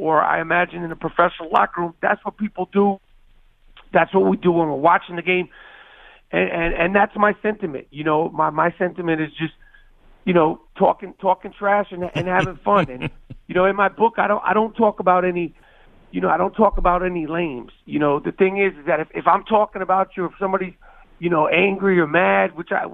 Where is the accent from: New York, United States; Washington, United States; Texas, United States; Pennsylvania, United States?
New York, United States; New York City; I grew up in New York City